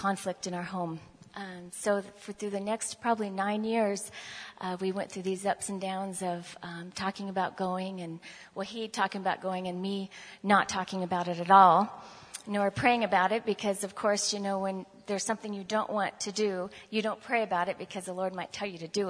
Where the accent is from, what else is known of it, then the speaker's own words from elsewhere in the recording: Gresham, Oregon, United States; I was born in Gresham, Oregon